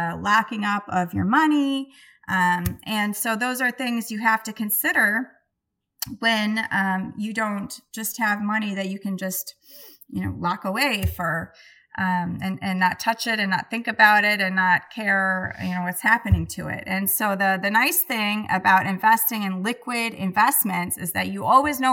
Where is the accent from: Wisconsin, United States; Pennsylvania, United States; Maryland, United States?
Wisconsin, United States; Milwaukee; I'm from Milwaukee.